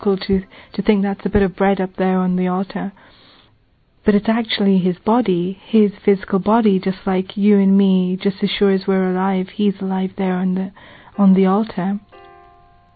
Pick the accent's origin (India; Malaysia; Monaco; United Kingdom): United Kingdom; England; I'm from England, and I'm 27 years old.